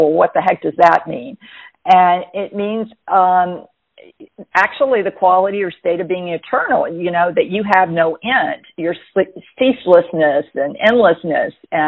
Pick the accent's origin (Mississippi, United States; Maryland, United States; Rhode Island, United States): Mississippi, United States; Jackson; also born or lived in Camp Lejeune, North Carolina / Hawaii; now in New Bern, United States; I was raised in Jackson, Mississippi